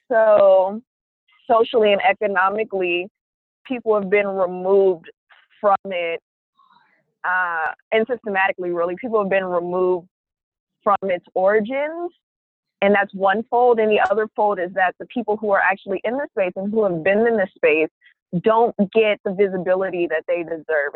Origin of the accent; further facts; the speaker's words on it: Oakland, California, United States; moved away as an adult; now in Brooklyn, United States; I am from Oakland, California. I reside, however, in Brooklyn, New York.